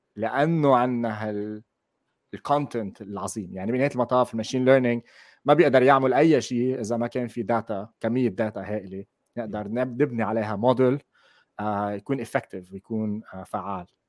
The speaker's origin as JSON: {"language": "Arabic", "country": "Lebanon", "moved": "as an adult", "lives_now": "Netherlands", "said": "انا من لبنان بس حاليا عايش بهولندا صار لي سنتين ونص انتقلت لهون"}